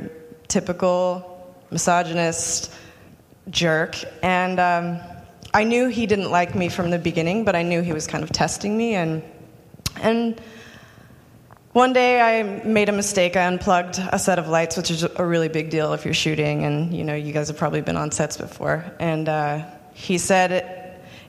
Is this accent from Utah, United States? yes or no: yes; Utah, United States; I grew up pretty poor in Utah